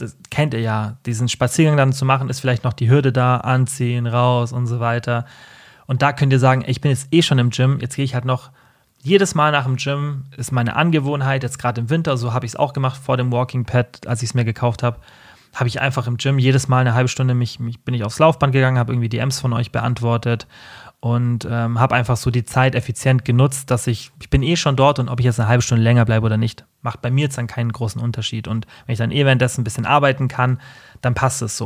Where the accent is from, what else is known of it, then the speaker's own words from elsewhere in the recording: Allgäu, Germany; bei uns im Allgäu